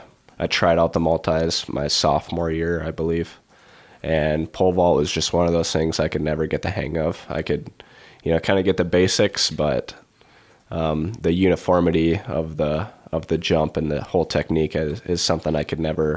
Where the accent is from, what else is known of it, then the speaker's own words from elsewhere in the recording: Iowa, United States; You know, growing up in the Siouxland Conference, you obviously, you know, you had Cade Bleeker, you had, you know, Jacob Viss from Western Christian.